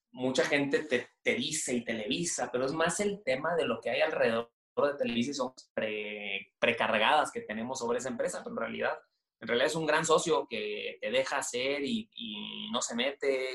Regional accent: Monterrey, Nuevo León, Mexico; Yo, yo soy de Monterrey, no sé si se nota por el acento. Yo, soy regio

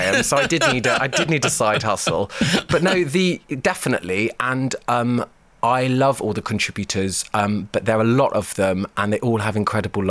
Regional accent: London, United Kingdom; I grew up in South London in the 80s

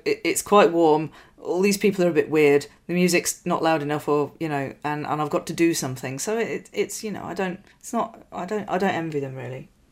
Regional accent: Yorkshire and the Humber, United Kingdom; I grew up in West Yorkshire in the 80s

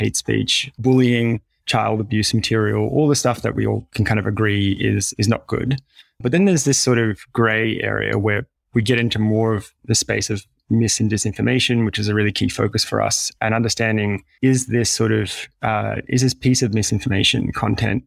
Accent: Australia; ourselves being Australian

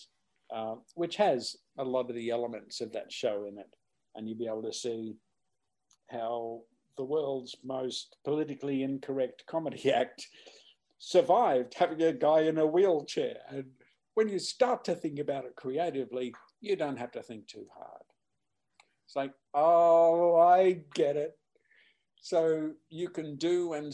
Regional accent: Australia; being Australian, performing in the UK

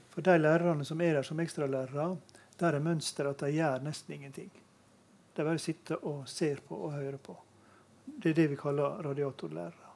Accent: Møre og Romsdal, Norway; jeg kommer jo fra Møre og Romsdal

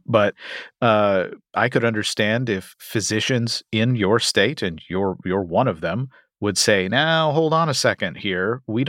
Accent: Kentucky, United States; My home state of Kentucky is one of them.

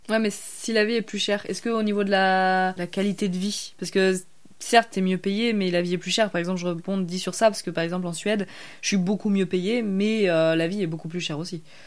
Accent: the Alps, France; nous, on vient des Alpes. nous, on a grandi euh, un peu aussi dans une zone euh, très fromagère.

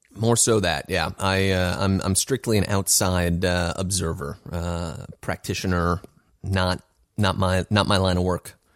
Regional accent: California, United States; moved away as an adult; also born or lived in Los Angeles / New York; I've been in California for twenty-seven of my thirty years

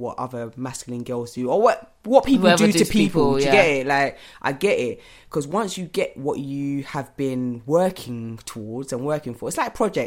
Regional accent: Ghana; I am from Ghana

